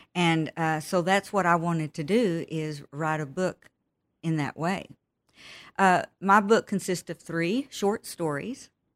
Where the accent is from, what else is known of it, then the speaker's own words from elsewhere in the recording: Texas, United States; also born or lived in Pecos, Texas / Midland, Texas / Brady, Texas; I grew up in Texas. Uh, I was born in the small town of Pecos, Texas. And, of course, I have moved all over Texas 'cause my dad was in the oil field. And we, we lived, uh, most of my teenage years in Midland, Texas